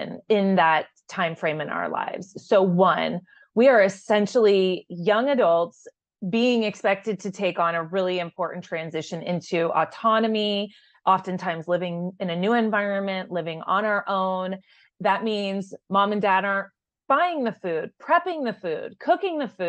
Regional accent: Tucson, Arizona, United States; I grew up in Tucson, so I am genuinely a Wildcat at heart

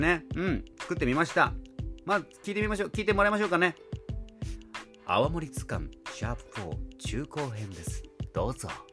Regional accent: Nago, Okinawa, Japan; 名護市、私の地元であります名護市

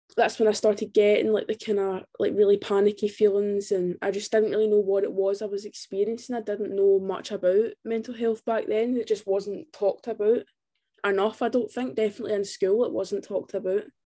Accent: Scotland, United Kingdom; I'm from Scotland

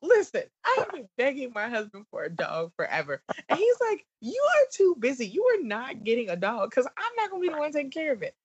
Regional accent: the South, United States; accent: southern; my southern accent

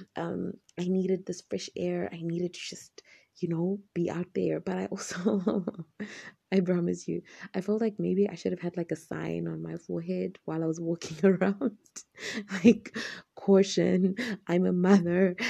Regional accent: Zimbabwe; I'm from Zimbabwe, in Africa.

